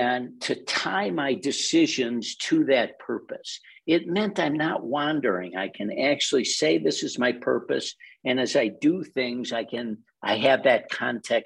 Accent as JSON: {"language": "English", "town": "Chicago", "region": "Illinois", "country": "United States", "said": "I'm a Chicagoan"}